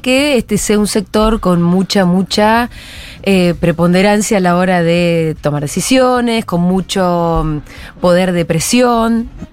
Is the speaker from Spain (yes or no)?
no; Argentina; somos argentinos